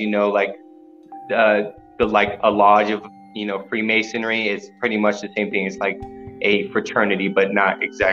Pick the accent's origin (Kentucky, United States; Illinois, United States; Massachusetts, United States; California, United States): California, United States; San Diego; now in Colorado, United States; I am originally from San Diego, California, but I live out here in Colorado at the moment